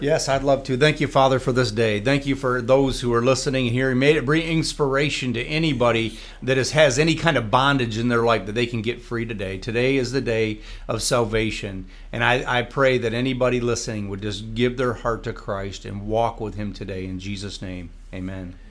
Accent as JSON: {"language": "English", "town": "Jackson", "region": "Michigan", "country": "United States", "tie": "born or raised there", "said": "my hometown, Jackson, Michigan"}